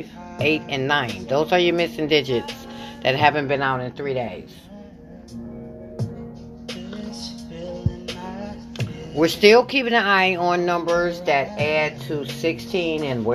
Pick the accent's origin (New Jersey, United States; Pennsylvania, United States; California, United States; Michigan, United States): Michigan, United States; I'm from Michigan